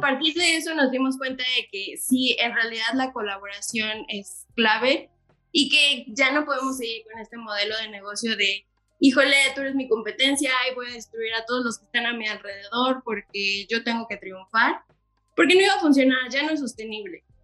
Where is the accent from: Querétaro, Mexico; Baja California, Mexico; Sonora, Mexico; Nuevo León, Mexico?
Querétaro, Mexico; Yo sí soy nacida aquí en Querétaro, pero de papás foráneos